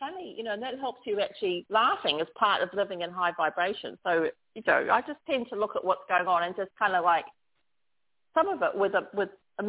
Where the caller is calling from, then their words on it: Bali, Indonesia; I'm calling in from Bali in Indonesia, and it's about 10 to 4 a.m. in the morning on Thursday.